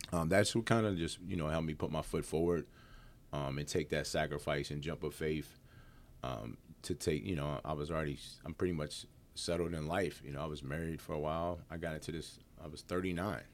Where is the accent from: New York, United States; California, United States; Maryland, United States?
Maryland, United States; Hagerstown; moved away as an adult; also born or lived in Harrisburg, Pennsylvania; now in Winchester, United States; I'm originally from Harrisburg, Pennsylvania, um, but then I grew up in Hagerstown, Maryland.